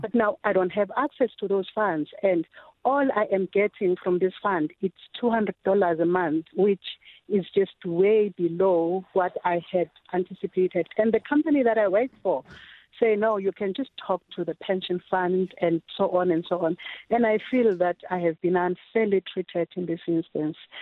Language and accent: English; South Africa; also born or lived in Pretoria; I am a South African